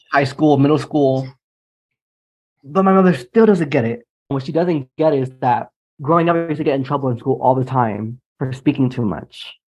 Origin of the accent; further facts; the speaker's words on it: United States; your husband and I are both um, from the New York, New Jersey area. We have this Caribbean understanding